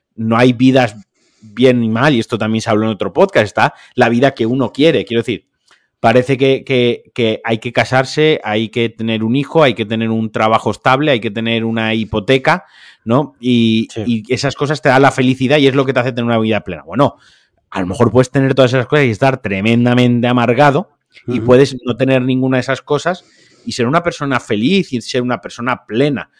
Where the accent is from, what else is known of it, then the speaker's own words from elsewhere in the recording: Valencian Community, Spain; yo como valenciano